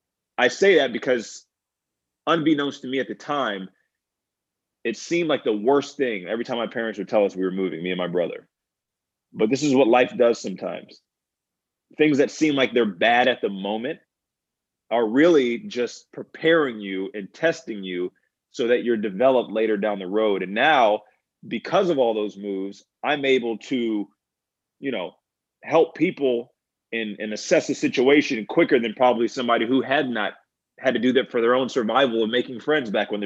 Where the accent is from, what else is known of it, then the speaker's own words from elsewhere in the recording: Virginia, United States; born there; also born or lived in Maryland / Pennsylvania / New York / Louisiana; I was born in Virginia, moved to Maryland, went to Pennsylvania, went to upstate New York, down to Louisiana, and finally settled in New